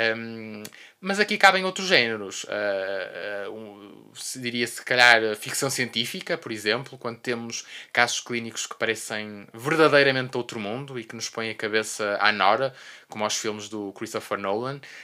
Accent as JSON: {"language": "Portuguese", "town": "Porto", "region": "Norte", "country": "Portugal", "tie": "born or raised there", "said": "sou do Porto, born and raised"}